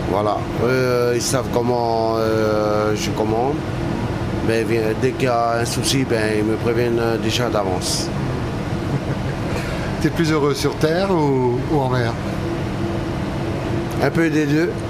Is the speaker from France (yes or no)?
no; Wallis & Futuna; Et comme je ne suis pas d'ici, bon. T'es originaire d'où euh, De Wallis.